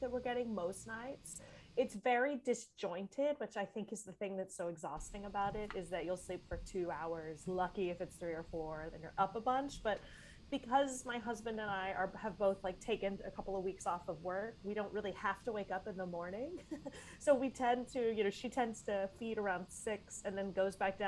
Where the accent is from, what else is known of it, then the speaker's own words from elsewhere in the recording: Tyler, Texas, United States; moved away; I'm from Texas originally. I'm from Tyler, Texas, which is a town in East Texas